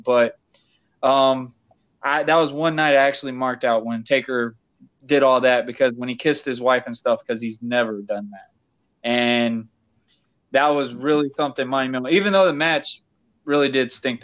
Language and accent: English; Yulee, Florida, United States; also born or lived in Fernandina Beach, Florida; my hometown area in Fernandina, where I lived in Yulee